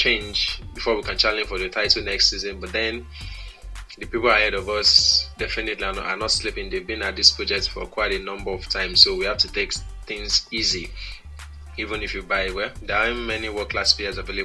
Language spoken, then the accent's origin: English; Nigeria; I'm from Nigeria